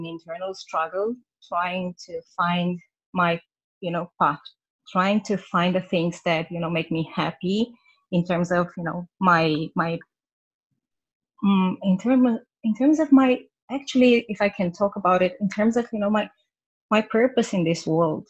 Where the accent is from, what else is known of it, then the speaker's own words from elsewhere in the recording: Romania; moved away as an adult; now in Vancouver, Canada; I live in Vancouver in Canada. I'm originally from Romania. We moved here about 2 years ago with my family.